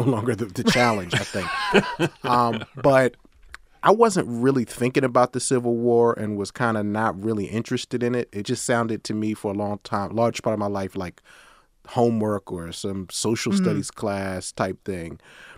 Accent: New York City, New York, United States; I'm more of a Northern guy. You know, I was born in New York City, and then I lived in upstate New York for a long time

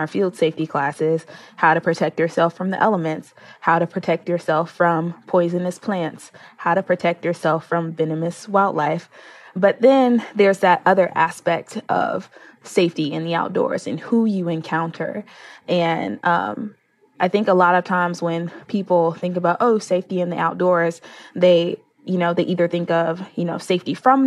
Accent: Chicago, Illinois, United States; my hometown in Chicago

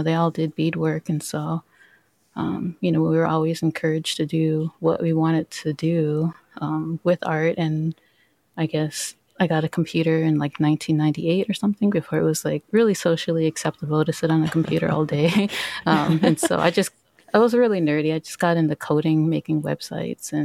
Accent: Minneapolis, Minnesota, United States; I grew up in Minneapolis. I grew up at Little Earth, which is like an urban Native American community

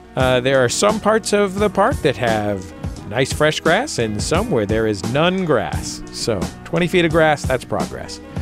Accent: San Francisco, California, United States; I'm from San Francisco and grew up in the Bay Area

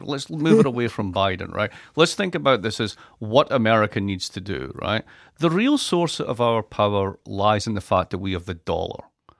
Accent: Scotland, United Kingdom; I'm Scottish. What do you expect?

